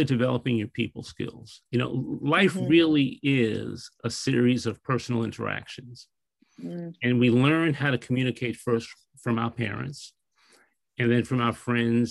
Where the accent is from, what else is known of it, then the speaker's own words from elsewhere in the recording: New York, United States; I'm a New Yorker.